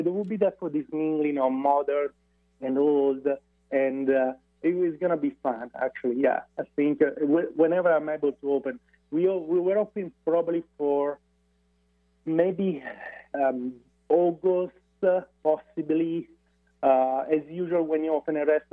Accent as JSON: {"language": "English", "region": "Umbria", "country": "Italy", "moved": "yes", "said": "I'm from Umbria, therefore I don't have any sea around. I just Trasimeno Lake"}